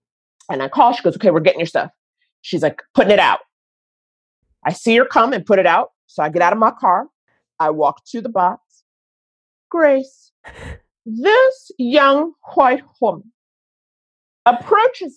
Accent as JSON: {"language": "English", "town": "New York City", "region": "New York", "country": "United States", "tie": "born or raised there", "said": "I grew up in Harlem"}